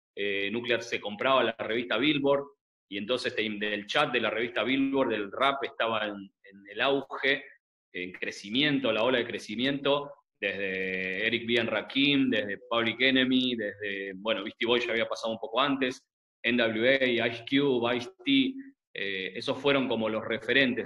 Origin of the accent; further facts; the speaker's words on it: Buenos Aires, Argentina; como todo adolescente mm, porteño, argentino de los 90